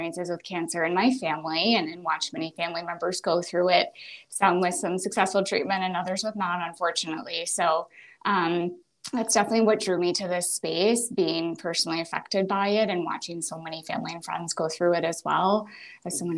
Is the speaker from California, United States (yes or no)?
no; Boston, Massachusetts, United States; also born or lived in Pennsylvania; I grew up around the Boston area from here locally